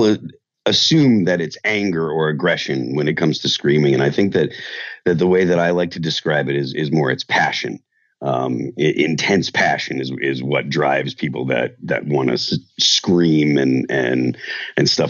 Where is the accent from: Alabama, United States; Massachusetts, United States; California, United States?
Massachusetts, United States; Chicopee; moved away as an adult; now in New Hampshire, United States; I grew up in Western Massachusetts